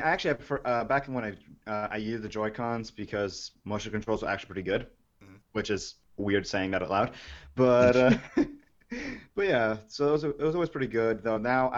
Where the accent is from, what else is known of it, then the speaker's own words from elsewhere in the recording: New York, United States; I mean, as a New Yorker, I got to say, you know, transit system and all that BS